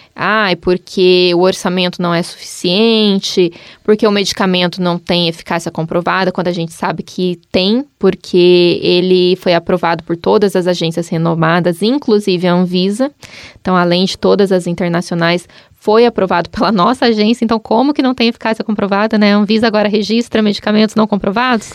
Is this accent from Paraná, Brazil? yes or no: yes; Maringá, Paraná, Brazil; moved away as an adult; also born or lived in Cascavel; now in Curitiba, Brazil; eu sou de Maringá